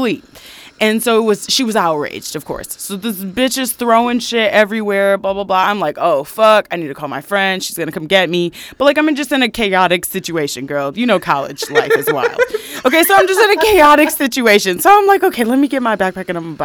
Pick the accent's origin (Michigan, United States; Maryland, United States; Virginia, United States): Michigan, United States; I'm from Michigan